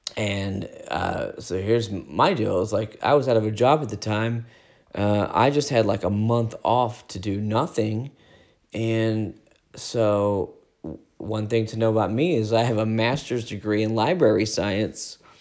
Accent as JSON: {"language": "English", "country": "United States", "said": "we're American"}